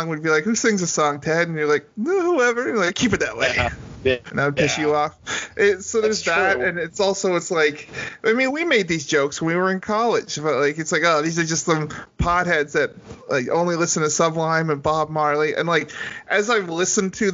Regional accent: Hamilton, Ontario, Canada; I'm from Hamilton

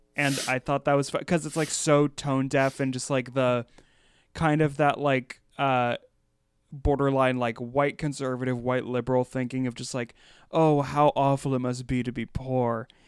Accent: Pennsylvania, United States; I grew up in Pennsylvania

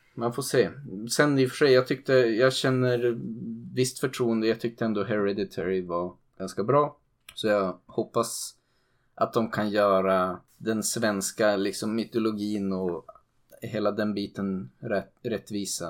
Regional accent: Sweden; som svensk

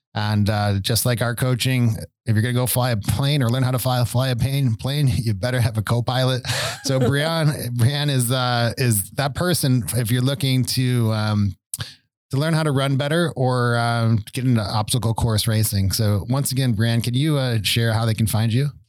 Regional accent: Buffalo, New York, United States; moved away; I grew up in Buffalo

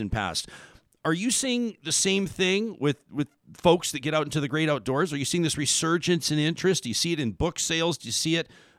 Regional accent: Calgary, Alberta, Canada; Born and raised in Calgary, just like me

